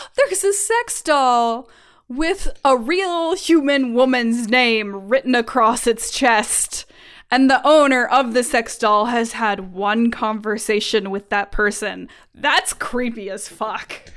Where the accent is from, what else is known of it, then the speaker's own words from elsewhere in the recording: California, United States; I am from California